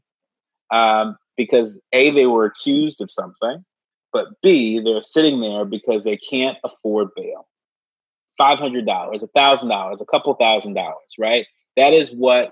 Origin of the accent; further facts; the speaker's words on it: Bay Area, California, United States; now in Washington, D.C., United States; I grew up in the Bay Area